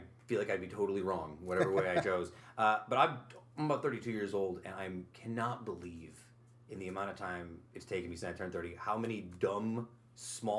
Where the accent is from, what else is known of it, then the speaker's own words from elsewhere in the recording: upstate New York, United States; growing up in New York, right? Being an upstate New Yorker